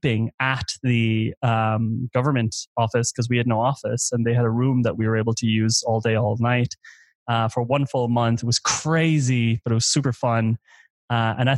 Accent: Ireland; moved away as an adult; I'm Irish. I grew up in Ireland for the first 20 years.

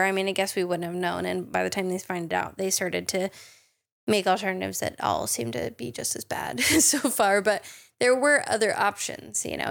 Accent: United States; I'm also an American chemist

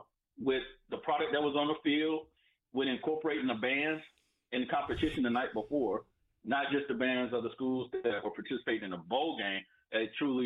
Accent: Greensboro, North Carolina, United States; I'm from Greensboro, so I grew up around HBC.

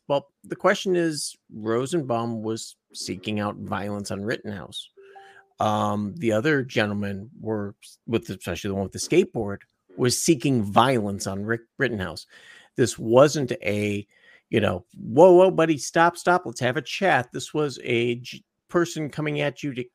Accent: Chicago, Illinois, United States; I grew up in Chicago

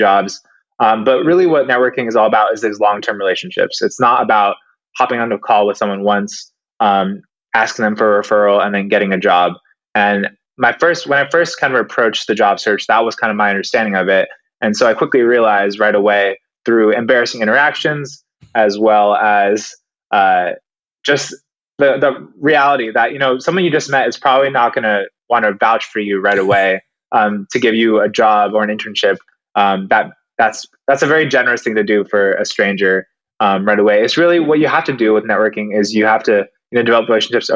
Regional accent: Seattle, Washington, United States; moved away; I am originally from Seattle

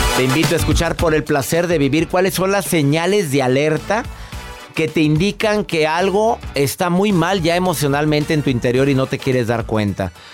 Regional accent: Mexico; soy mexicano

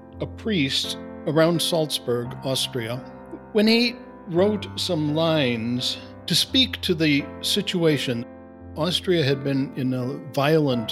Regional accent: Midwest, United States; now in Cincinnati, United States; I'm a Jesuit from the Midwest and currently in Cincinnati, Ohio.

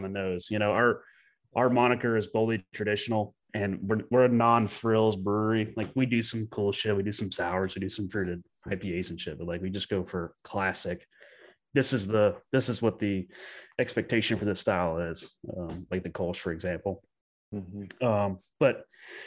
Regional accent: United States; also born or lived in Germany; they knew I'm American

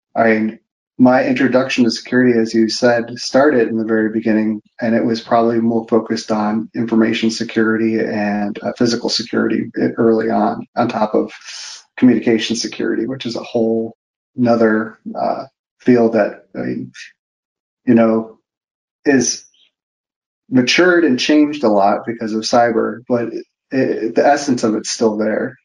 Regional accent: Park Forest, Illinois, United States; I, am from Park Forest, Illinois. Uh, it's a very small town in the south suburbs of Chicago, very close to the border of Indiana.

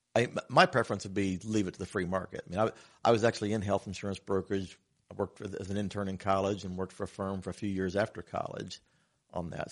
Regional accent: Batesville, Indiana, United States; also born or lived in Oldenburg, Indiana; born and raised in Batesville, Indiana, but my family's lived in Oldenburg for six generations now

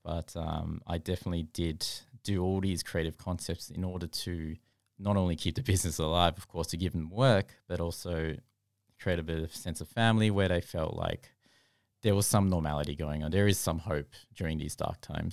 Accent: Australia; growing up in Australia

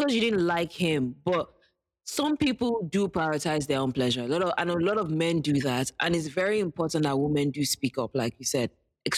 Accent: Nigeria; And as a Nigerian, I'll second

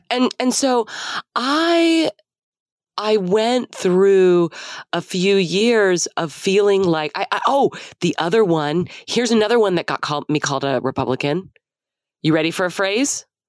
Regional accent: Dallas, Texas, United States; also born or lived in Austin; I grew up in Dallas in a pretty conservative part of the city in the 80s

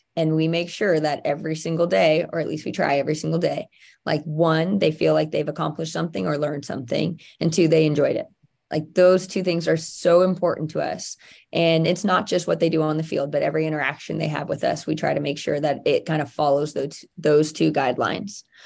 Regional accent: near Santa Clara, California, United States; I played at Santa Clara University, which was very close to my hometown

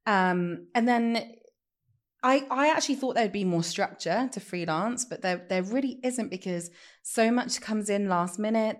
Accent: Leicester, East Midlands, United Kingdom; I'd moved back to Leicester with my family

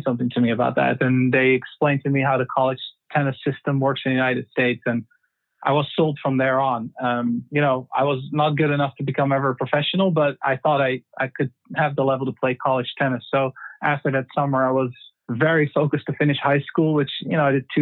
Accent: Netherlands; also born or lived in Germany; born and raised in the Netherlands, grew up there. I lived in Germany for 4 years when I was 7 years old because of my dad's job.

